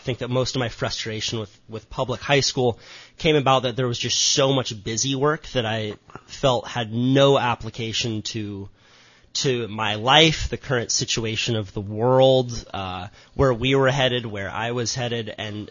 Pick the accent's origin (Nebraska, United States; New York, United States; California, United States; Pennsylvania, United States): California, United States; Santa Cruz; I grew up in Santa Cruz. My parents split. I was born on Cayuga Street